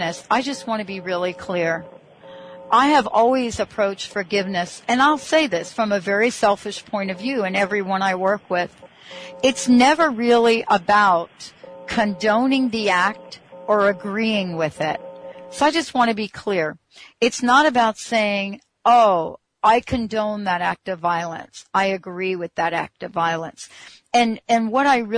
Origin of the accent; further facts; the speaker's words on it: New York, United States; moved away; I'm actually from New York. I was born in New York